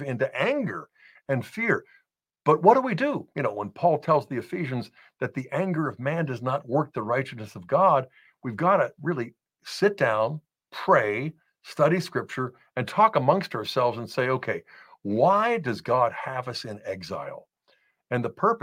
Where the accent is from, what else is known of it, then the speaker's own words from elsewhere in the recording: United States; as American Catholics